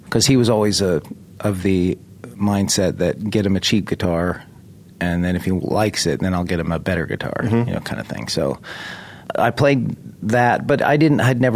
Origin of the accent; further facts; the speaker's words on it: California, United States; I was raised in Southern California and Northern California